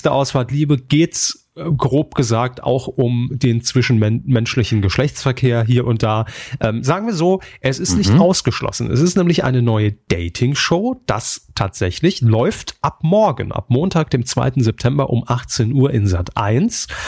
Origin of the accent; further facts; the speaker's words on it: Saarland, Germany; born there; aber wir kommen aus dem Saarland gebürtig, ne, und da waren wir einfach dann direkt auf diese, auf diesem Bumstrip unterwegs.